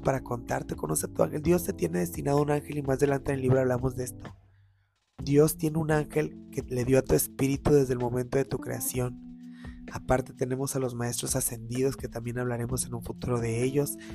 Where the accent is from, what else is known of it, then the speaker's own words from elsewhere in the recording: Mexico; somos personas que estamos del tingo al tango todo el día como mexicanos